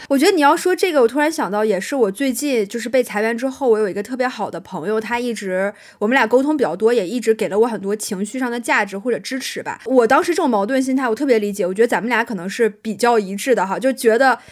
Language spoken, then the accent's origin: Chinese; China; accent: Chinese accent (in English); 你一个中国人，然后你英文讲的不好